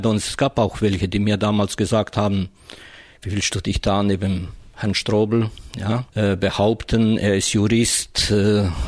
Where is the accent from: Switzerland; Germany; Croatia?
Croatia; ob das mit dem Arbeitersein und Gewerkschafter zusammenhängt oder mit meiner Herkunft, nämlich äh, als Kroate.